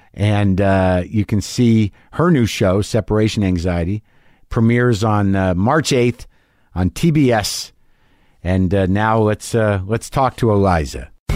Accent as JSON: {"language": "English", "region": "New Mexico", "country": "United States", "tie": "born or raised there", "also_born_or_lived": "New Jersey", "moved": "yes", "said": "I grew up in New Mexico"}